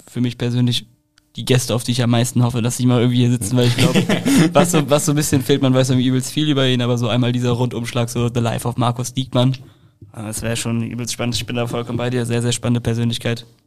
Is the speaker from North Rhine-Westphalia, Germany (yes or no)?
yes; Leverkusen, North Rhine-Westphalia, Germany; Ja, aber ich komme halt aus Leverkusen, das ist ja neben Köln.